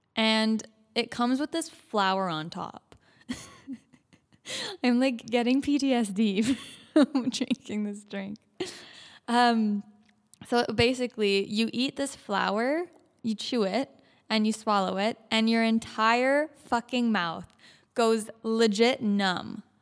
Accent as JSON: {"language": "English", "country": "Canada", "said": "We're from Canada"}